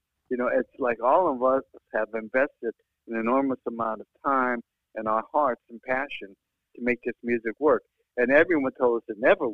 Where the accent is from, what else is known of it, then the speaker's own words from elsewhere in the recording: Los Angeles, California, United States; I was born and raised in East L.A.